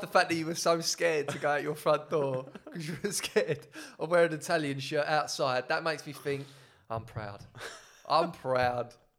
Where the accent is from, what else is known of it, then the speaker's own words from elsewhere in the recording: England, United Kingdom; I'm very much English